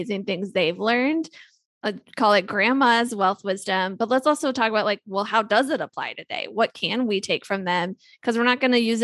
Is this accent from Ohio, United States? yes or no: yes; Ohio, United States; I grew up in Ohio